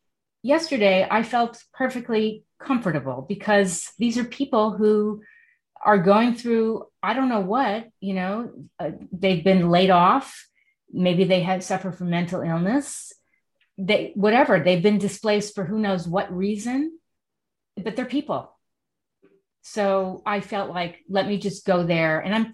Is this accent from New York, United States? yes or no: yes; New York City, New York, United States; moved away; I grew up in Manhattan.